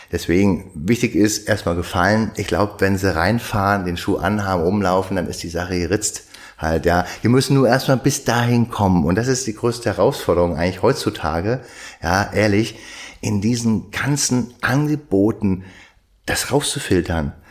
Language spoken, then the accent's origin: German; Frieshagen, Germany; ich komme aus Frieshagen, da bin ich groß geworden und hab's geliebt, bis ich, naja, Teenager von 14, 15 war